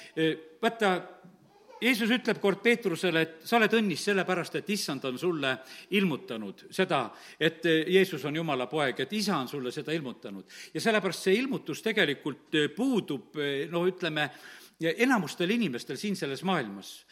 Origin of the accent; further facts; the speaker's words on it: Estonia; mina olen Eestist ja, ja lihtsalt tahan teid tervitada, et interneti kaudu teid tunnen ja et olen ühest Eestimaa väikesest linnast